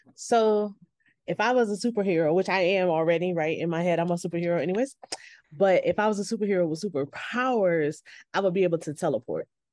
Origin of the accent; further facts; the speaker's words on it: New York, United States; I grew up in New York, winters are cold